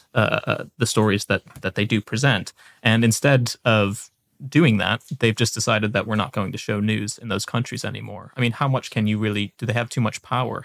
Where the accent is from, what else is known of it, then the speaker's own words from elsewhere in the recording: United States; now in United Kingdom; I'm an American